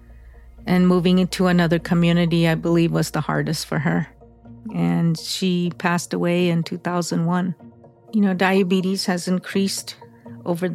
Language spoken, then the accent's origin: English; Havasu Canyon, Arizona, United States; I'm from Havasu Canyon.